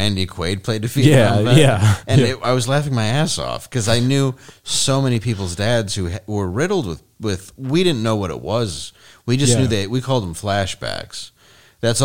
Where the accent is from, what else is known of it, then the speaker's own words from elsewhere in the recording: Grosse Pointe, Michigan, United States; also born or lived in Harper Woods, Michigan; I grew up in Gross Point, which is a more upscale city